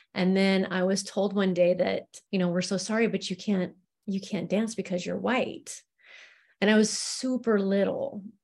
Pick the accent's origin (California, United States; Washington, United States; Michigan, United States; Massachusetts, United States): Washington, United States; Spokane; I was born in Spokane, Washington